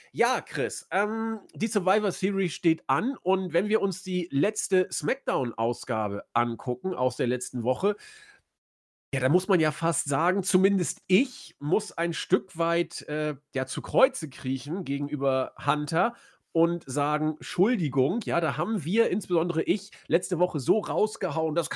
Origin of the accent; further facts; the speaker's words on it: Austria; ich hätte fast gesagt, da muss man sich als Österreicher dran festhalten, aber die Deutschen sind ja bald auch raus aus dem Turnier.